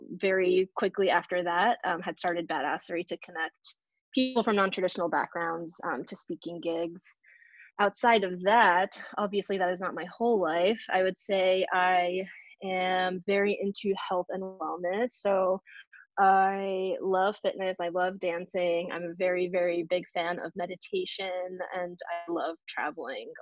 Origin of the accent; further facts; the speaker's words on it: New Hampshire, United States; moved away as an adult; now in New York City, United States; I'm from New Hampshire. I grew up to a family of immigrants.